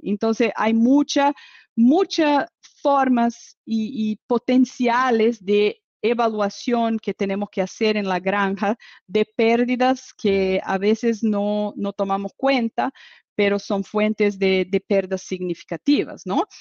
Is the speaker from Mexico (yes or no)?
no; Brazil; Spanish is a second language; soy brasileña